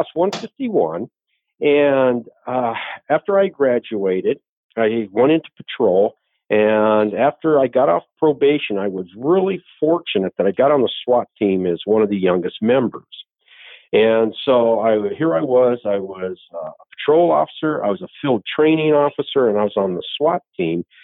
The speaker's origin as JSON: {"language": "English", "town": "Phoenix", "region": "Arizona", "country": "United States", "tie": "born or raised there", "also_born_or_lived": "Williams Air Force Base, Arizona / Scottsdale / Chandler / Yuma", "said": "I am a native Arizonan, and I was born at Williams Air Force Base."}